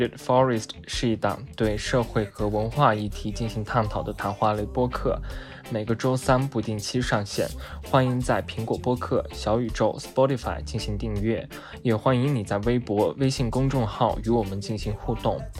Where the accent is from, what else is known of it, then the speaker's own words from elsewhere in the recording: Dali, Yunnan, China; 就是我和绿高中是在同一个班，都是在大理，然后所以大理就是有很多少数民族嘛